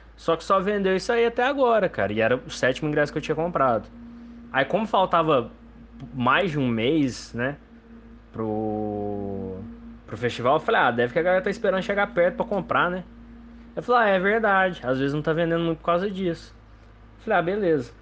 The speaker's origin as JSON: {"language": "Portuguese", "town": "Lambari", "region": "Minas Gerais", "country": "Brazil", "tie": "born or raised there", "said": "Cachoeira do Roncador, em Lambari, Minas Gerais, é minha cidade natal"}